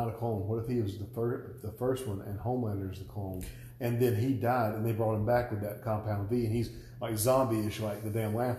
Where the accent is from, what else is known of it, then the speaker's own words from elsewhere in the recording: Millen and Statesboro, Georgia, United States; Because we're from Millen and Statesboro, so we refer to all of our stuff as Millboro.